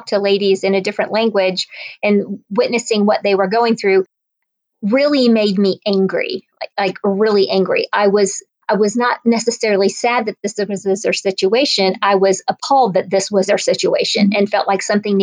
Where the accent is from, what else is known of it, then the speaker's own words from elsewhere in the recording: Northwest Indiana, United States; moved away as an adult; also born or lived in Ohio; now in Atlanta, United States; I grew up in Northwest Indiana, a Midwestern girl